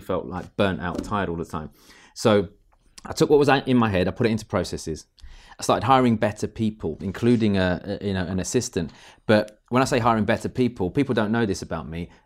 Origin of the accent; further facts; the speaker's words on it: United Kingdom; We're British